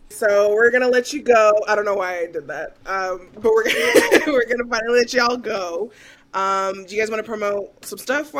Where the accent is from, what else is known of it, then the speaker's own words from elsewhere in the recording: United States; We're dirty Americans.